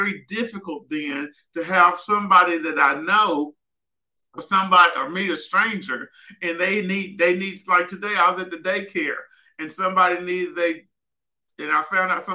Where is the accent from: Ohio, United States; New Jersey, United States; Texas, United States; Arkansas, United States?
Arkansas, United States; Southwest; growing up in Southwest Arkansas and seeing limited finances